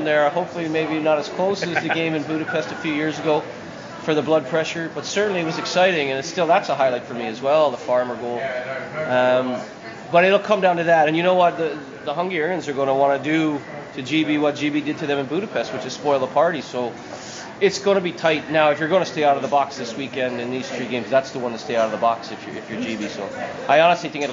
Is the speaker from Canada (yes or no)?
yes; Canada; I grew up in Canada.